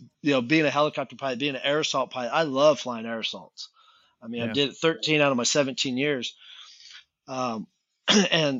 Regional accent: California, United States; moved away; I grew up in California. The only time I ever left California was when I was younger

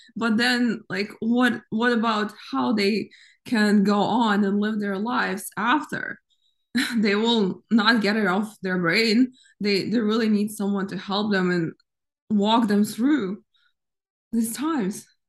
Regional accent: Ukraine; now in United States; I grew up in Ukraine

